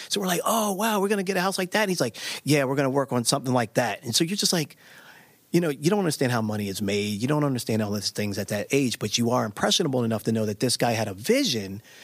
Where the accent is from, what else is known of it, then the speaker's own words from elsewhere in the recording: Baltimore, Maryland, United States; I grew up in Baltimore, Maryland